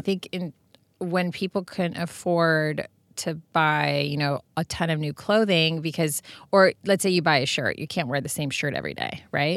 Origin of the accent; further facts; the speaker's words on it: Serbia; moved away; growing up in Serbia, my grandmothers made everything